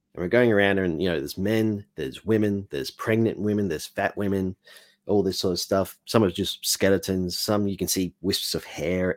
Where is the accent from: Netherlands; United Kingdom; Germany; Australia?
Australia; also born or lived in Mexico; I'm an Australian